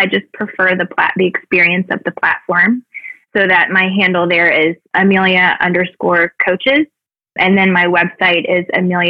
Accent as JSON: {"language": "English", "region": "the South", "country": "United States", "tie": "born or raised there", "said": "Growing up in the South, it was always sort of this untalked about, but very present still, energy."}